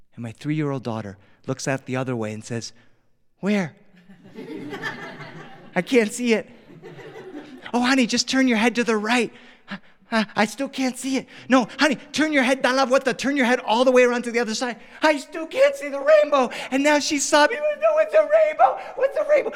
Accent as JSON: {"language": "English", "region": "Delaware", "country": "United States", "tie": "born or raised there", "moved": "yes", "lives_now": "Los Angeles, United States", "said": "I grew up on the East Coast. I grew up in Delaware"}